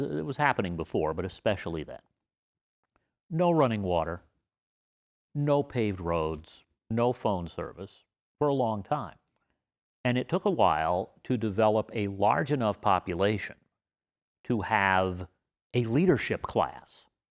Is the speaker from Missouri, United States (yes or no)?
no; Las Vegas, Nevada, United States; I grew up in the area now called East Las Vegas, which we called Las Vegas.